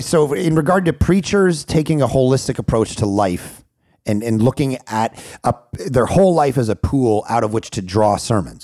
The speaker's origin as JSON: {"language": "English", "town": "Vancouver", "region": "British Columbia", "country": "Canada", "said": "I'm from Vancouver, Canada"}